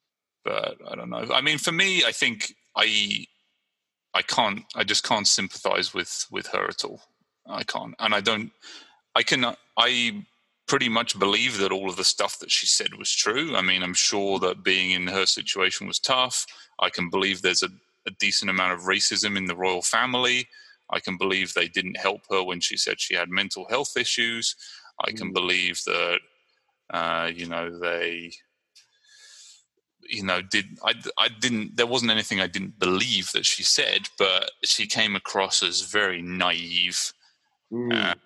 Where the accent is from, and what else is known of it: Brighton, South East England, United Kingdom; now in San Leandro, United States